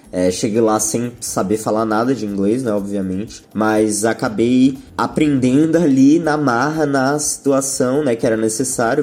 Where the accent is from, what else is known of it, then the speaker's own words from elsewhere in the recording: São Paulo, Brazil; also born or lived in London, United Kingdom / Wales, United Kingdom; Eu nasci aqui em São Paulo, capital mesmo, que é onde eu moro até hoje, mas durante a minha infância eu passei mais ou menos quatro anos morando no Reino Unido.